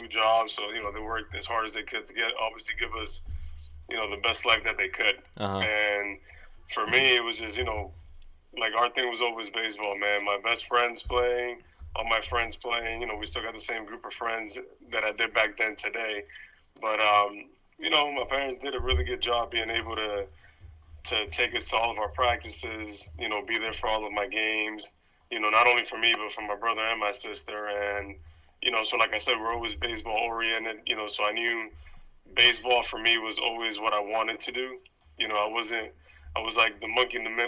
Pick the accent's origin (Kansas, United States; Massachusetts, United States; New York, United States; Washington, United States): Massachusetts, United States; Boston; I was, you know, born in the city in Boston. I mean, Hyde Park is obviously one of the, you know, one of the towns in, like I like to say, in Boston